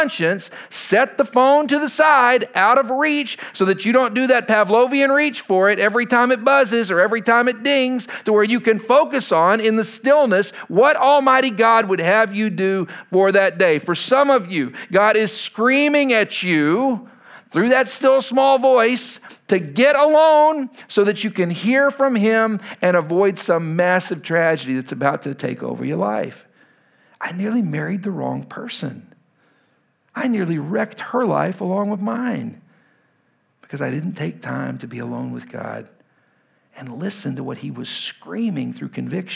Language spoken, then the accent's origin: English; Lubbock, Texas, United States; now in Washington, D.C., United States; I'm from Lubbock, Texas originally